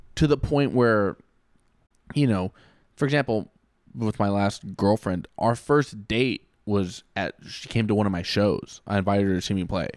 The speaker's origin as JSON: {"language": "English", "country": "United States", "said": "I would just be American"}